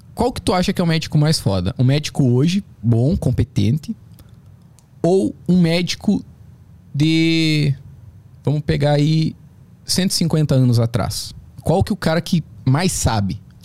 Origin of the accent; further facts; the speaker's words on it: South Region, Brazil; moved away; also born or lived in São Paulo; eu também sou do Sul